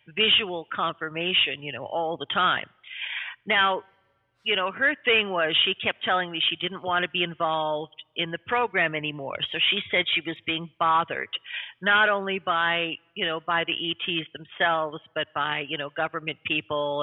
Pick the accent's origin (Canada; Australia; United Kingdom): Canada; also born or lived in New York City